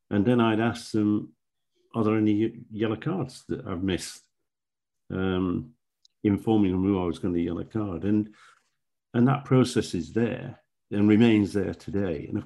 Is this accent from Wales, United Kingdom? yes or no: no; Yorkshire and the Humber, United Kingdom; I was brought up in South Yorkshire and I'd refereed on the Northern Premier League when it was formed.